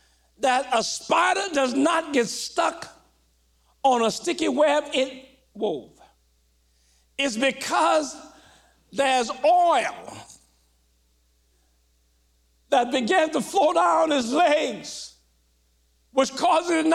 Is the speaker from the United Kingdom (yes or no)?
no; Louisiana, United States; When I was growing up in Louisiana